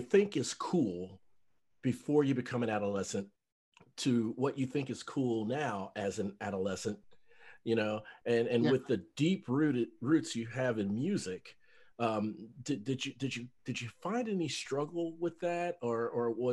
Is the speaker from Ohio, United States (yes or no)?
yes; Cincinnati, Ohio, United States; moved away as an adult; now in Dallas, United States; a fellow Ohioan, I am from Cincinnati, Ohio, moved here to North Dallas 5 years ago.